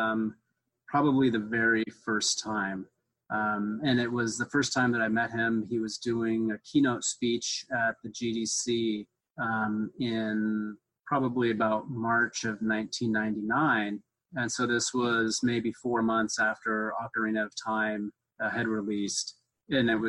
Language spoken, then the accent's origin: English; Seattle, Washington, United States; I grew up in Seattle